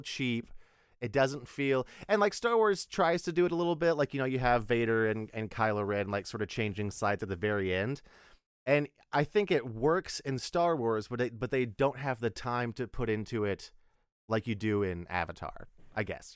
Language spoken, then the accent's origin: English; Texas, United States; we're both from Texas